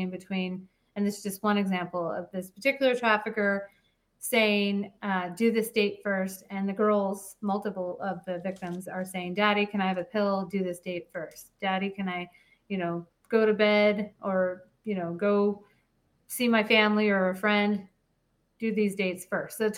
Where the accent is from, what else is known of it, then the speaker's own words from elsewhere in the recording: Phoenix, Arizona, United States; I grew up in Phoenix, Arizona, and I am a Phoenician. I guess that's what they call us.